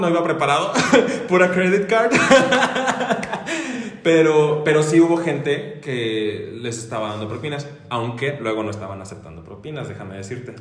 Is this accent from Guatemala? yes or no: no; Mexico